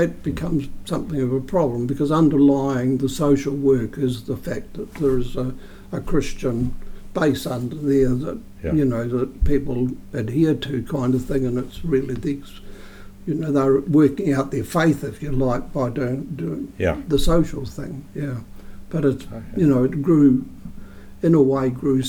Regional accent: Leeston, Canterbury, New Zealand; born there; I was born in Leeston because they were stationed in Leeston with the Salvation Army.

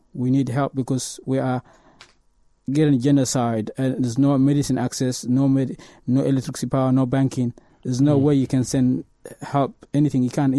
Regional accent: Tigray, Ethiopia; also born or lived in Kenya / Australia; now in Dunedin, New Zealand; I am from a place called Tigray in the northern Ethiopia, a country much most people don't know, but yeah, I am from Tigray.

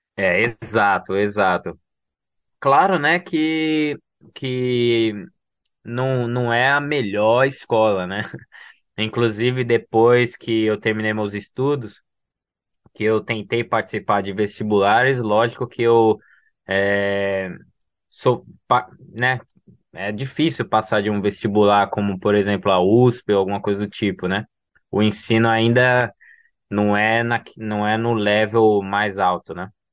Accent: São Paulo, Brazil; moved away; Eu nasci em São Paulo e fui criado, né, crescido na numa comunidade, né, comunidade do Heliópolis

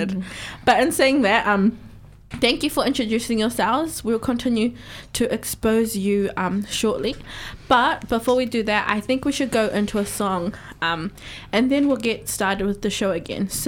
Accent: Auckland, New Zealand; moved away as an adult; now in Dunedin, New Zealand; Um, so I'm from Manurewa, South Auckland, six seven.

